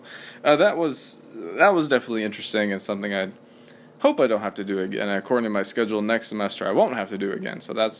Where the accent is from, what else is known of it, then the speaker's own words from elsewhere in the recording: Madison, Indiana, United States; I went back to Madison, which is my hometown